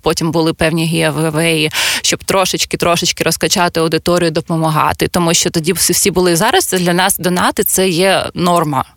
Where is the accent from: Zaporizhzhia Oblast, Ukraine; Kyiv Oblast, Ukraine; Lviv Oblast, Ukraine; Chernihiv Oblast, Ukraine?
Zaporizhzhia Oblast, Ukraine; Zaporizhzhia; moved away as an adult; now in Kyiv, Ukraine; я родом з Запоріжжя